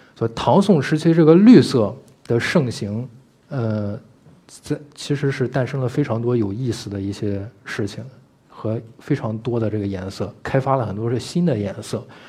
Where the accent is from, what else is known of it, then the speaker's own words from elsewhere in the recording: Beijing, China; 像我们北京的人